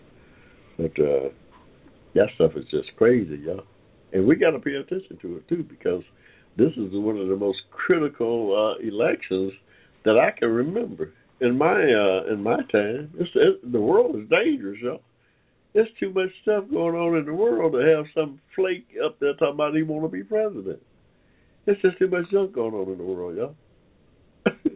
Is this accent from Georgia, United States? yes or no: yes; Atlanta, Georgia, United States; I'm from Atlanta, Georgia